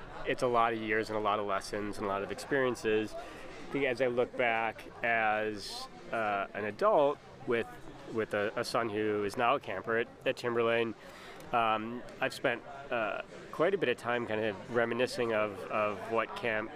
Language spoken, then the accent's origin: English; Highland Park, Illinois, United States; now in Austin, United States; I'm from Highland Park, Illinois, and more recently, I live in Austin